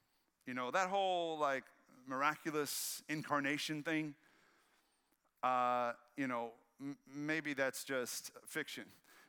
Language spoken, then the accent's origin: English; the Bible Belt, United States; Because I was raised in the Bible Belt, like many of y'all. I was raised in a conservative church.